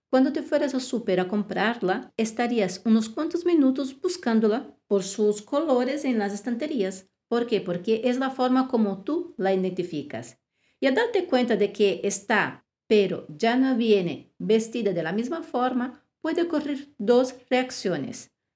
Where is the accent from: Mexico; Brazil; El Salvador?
Brazil; now in Spain; en Brasil, mi país de origen